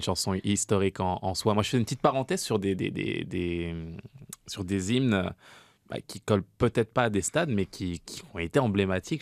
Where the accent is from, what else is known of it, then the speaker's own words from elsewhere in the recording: France; moved away; en tant que Français.